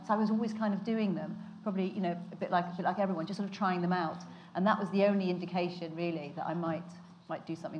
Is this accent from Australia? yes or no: no; Cornwall, South West England, United Kingdom; I come from Cornwall, and all my family are Celtic and from Scotland and Wales and Ireland